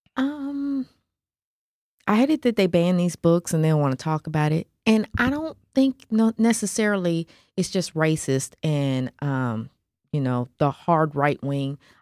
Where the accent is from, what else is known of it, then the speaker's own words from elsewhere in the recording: Nashville, Tennessee, United States; I grew up in Nashville